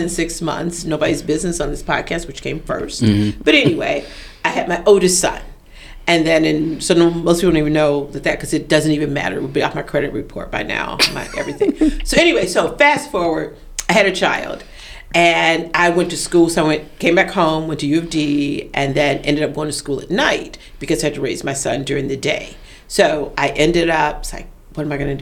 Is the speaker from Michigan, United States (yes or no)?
yes; Detroit, Michigan, United States; I'm from Detroit